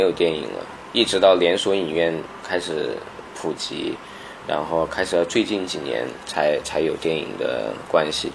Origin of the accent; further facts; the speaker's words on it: Kaili, Guizhou, China; 那时候十几岁，在，在凯里